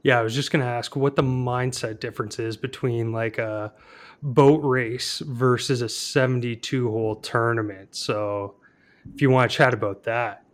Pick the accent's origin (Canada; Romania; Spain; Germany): Canada; Al and I both being Canadian